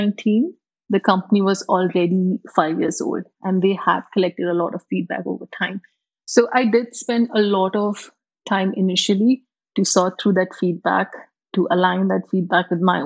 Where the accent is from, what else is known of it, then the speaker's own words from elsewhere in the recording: India; moved away as an adult; also born or lived in Singapore / UAE / South Africa / Germany; now in United Arab Emirates; I come originally from India, born and brought up there